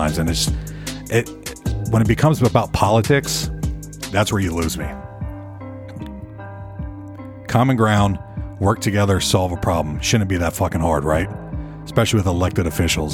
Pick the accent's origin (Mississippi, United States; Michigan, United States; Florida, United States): Florida, United States; St. Petersburg; moved away as an adult; now in Nashville, United States; I'm from the Tampa, St. Petersburg area.